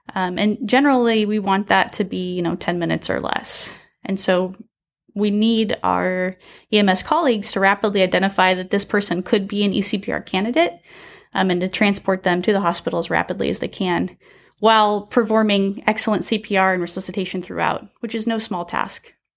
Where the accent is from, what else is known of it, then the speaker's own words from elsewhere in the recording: Salem, Oregon, United States; also born or lived in Michigan; now in Fresno, United States; I am from Salem, Oregon, originally.